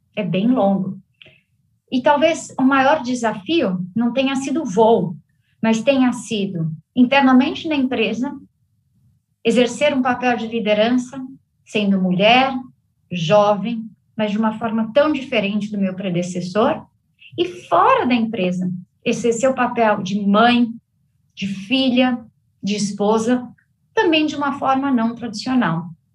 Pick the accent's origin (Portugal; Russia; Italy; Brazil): Brazil; moved away as an adult; also born or lived in Cincinnati, United States; a minha empresa na minha terra natal, hum, o Brasil